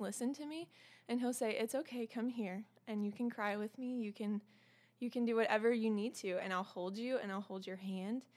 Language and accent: English; the South, United States; I'm also from the South